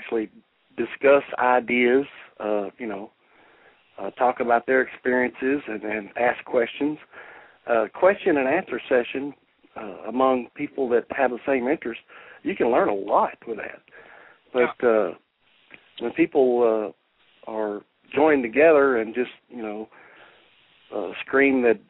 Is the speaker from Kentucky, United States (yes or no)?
yes; Kentucky, United States; I'm from Kentucky. I was born and raised here, and we're raised to be polite.